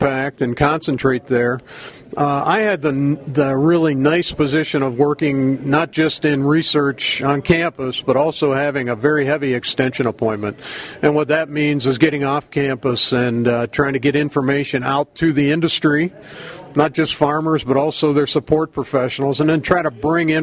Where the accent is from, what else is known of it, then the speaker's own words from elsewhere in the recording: Pennsylvania, United States; moved away as an adult; also born or lived in Maryland; now in Wisconsin, United States; I grew up on the East Coast in Pennsylvania